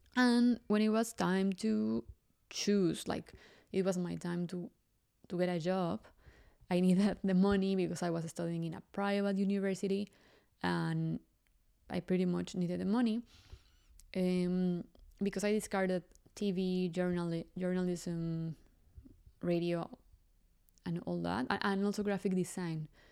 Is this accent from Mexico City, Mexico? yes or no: yes; Mexico City, Mexico; English is a second language; I grew up in Mexico City, and, well, most of you know that I'm Mexican.